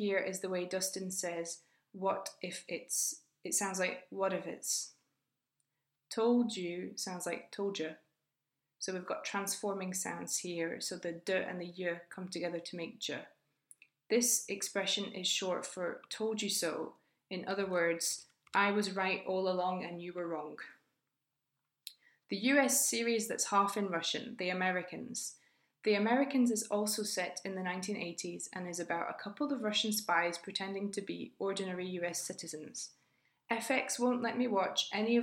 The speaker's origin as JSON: {"language": "English", "country": "United Kingdom", "said": "I was born in 1985 and I'm British"}